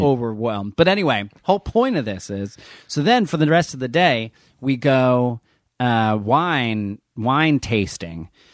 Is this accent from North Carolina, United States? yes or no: no; New Jersey, United States; I'm from New Jersey